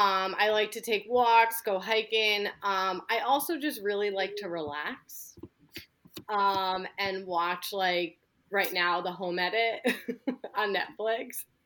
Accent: Beacon, New York, United States; I was born in New York City, and then I moved to Beacon when I was like zero.

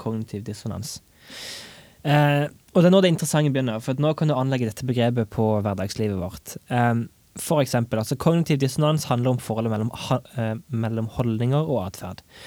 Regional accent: Egersund, Rogaland, Norway; moved away as an adult; now in Stavanger, Norway; jeg hjemme i Egersund

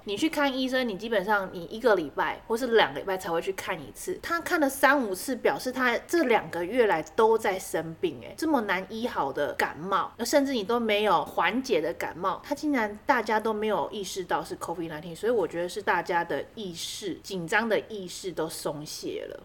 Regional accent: southern Taiwan, Taiwan; 对于我们南部人呐，习惯去市场的

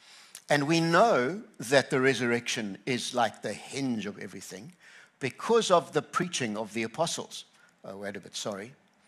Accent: KwaZulu-Natal, South Africa; I grew up on the Tugela River, and people were saying, how are you doing with the heat and all of that stuff here? And I just say, I'm in my skin.

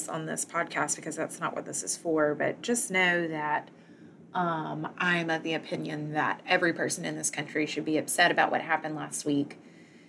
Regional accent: the South, United States; as a Southerner

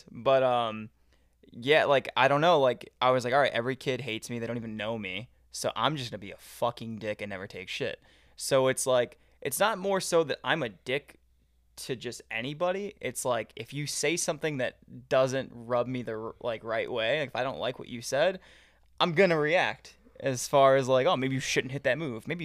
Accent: Chicago, Illinois, United States; also born or lived in Orland Park, Illinois; I'm from Bridgeport.

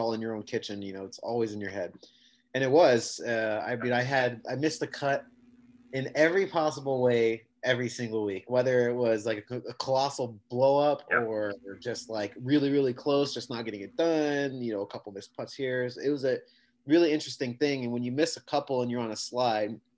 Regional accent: San Diego, California, United States; I'm from San Diego.

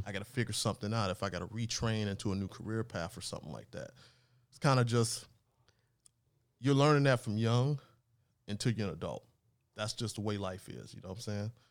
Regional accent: Los Angeles, California, United States; also born or lived in New Orleans; grew up in Los Angeles area here

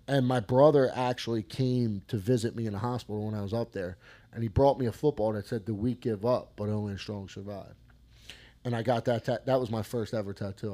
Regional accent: Collingdale, Pennsylvania, United States; I grew up in Collingdale and uh, Collingdale Bulldogs

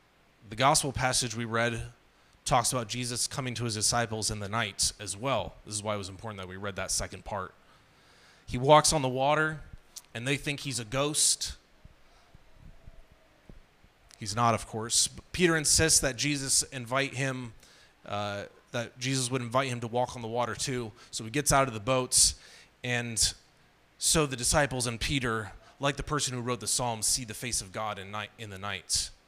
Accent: Burkina Faso; told them I grew up in Burkina Faso, which is a French-speaking country.

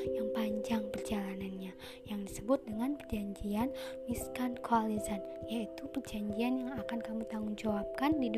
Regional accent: Medan, North Sumatra, Indonesia; now in Pekanbaru, Indonesia; Asal aku dari Medan Dan sekarang aku menetap di Pekanbaru

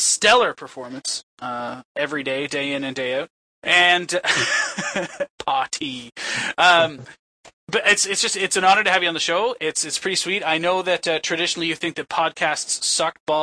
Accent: Canada; I'm from Canada

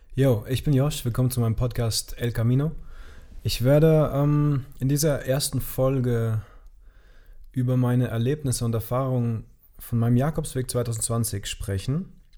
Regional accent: Germany; moved away; ich bin dann in meine Heimat nach Gerweiler gefahren mit meinem Bus

